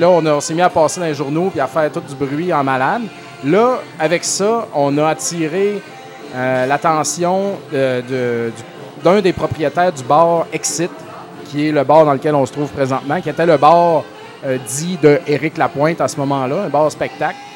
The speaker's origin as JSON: {"language": "French", "town": "Saint-Joseph-de-Beauce", "region": "Quebec", "country": "Canada", "tie": "born or raised there", "said": "je viens de la Beauce, j'habitais à Saint-Joseph"}